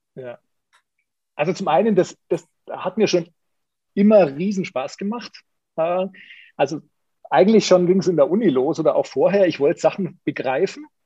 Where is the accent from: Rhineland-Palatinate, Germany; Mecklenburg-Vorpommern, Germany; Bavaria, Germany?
Bavaria, Germany; Munich; Ich bin ja Münchner